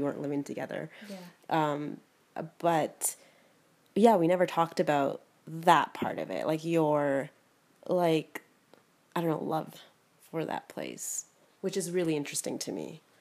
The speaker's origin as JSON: {"language": "English", "town": "Toronto", "region": "Ontario", "country": "Canada", "tie": "born or raised there", "also_born_or_lived": "Houston", "moved": "yes", "said": "I was born in Toronto and like raised there for like raised here for half my life"}